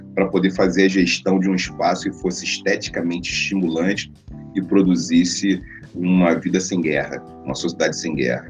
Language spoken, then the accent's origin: Portuguese; Rio de Janeiro, Brazil; uma pessoa nascida num bairro muito tradicional no Rio de Janeiro. Nasci em Oswaldo Cruz, um bairro muito tradicional, a terra da Portela